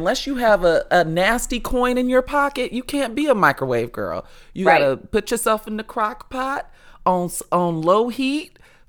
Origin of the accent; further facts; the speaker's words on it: Chicago, Illinois, United States; I'm from Chicago as well.